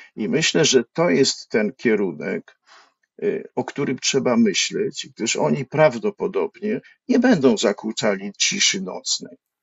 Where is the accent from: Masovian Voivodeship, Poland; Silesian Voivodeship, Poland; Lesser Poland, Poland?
Lesser Poland, Poland; Kraków; wychowałem się na Starym Mieście na Floriańskiej